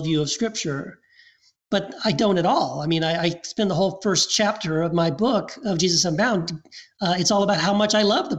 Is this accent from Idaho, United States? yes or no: no; Texas, United States; also born or lived in Tennessee / Eagle Pass, Texas; I was born in Tennessee. Then we moved to Texas